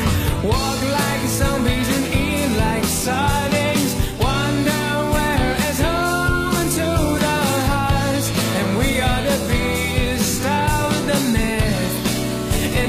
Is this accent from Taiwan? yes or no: yes; Taipei, Taiwan; 我想我应该是来自台北的天母。天母其实是一个蛮特别的地方，就是这里有非常多外国人